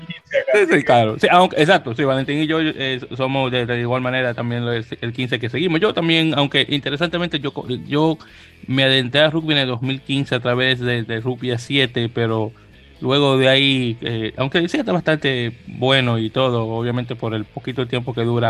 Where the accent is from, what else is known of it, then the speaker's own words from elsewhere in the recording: Dominican Republic; caribeño que soy de República Dominicana